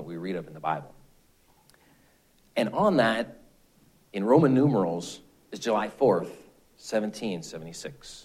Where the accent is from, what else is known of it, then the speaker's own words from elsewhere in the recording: Canada; being a Canadian